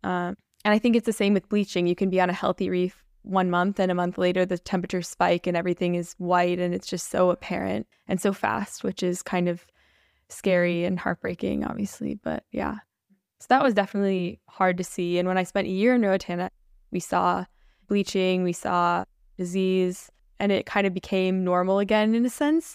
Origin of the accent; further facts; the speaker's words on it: Minnesota, United States; also born or lived in Saint Lucia / Roatan, Honduras; I grew up in Minnesota